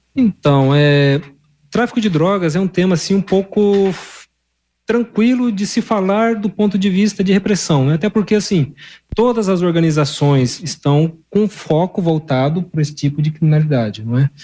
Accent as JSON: {"language": "Portuguese", "region": "northwest Paraná", "country": "Brazil", "moved": "as an adult", "lives_now": "Londrina, Brazil", "said": "Eu sou aqui da região mais noroeste aqui do estado do Paraná"}